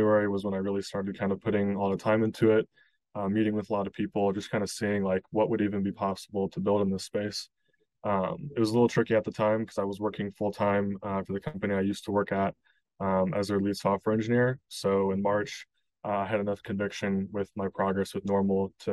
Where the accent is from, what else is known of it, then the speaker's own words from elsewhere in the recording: Kansas City, Missouri, United States; moved away as an adult; now in Chicago, United States; I grew up in Kansas City, in Missouri, kind of a Midwest kid.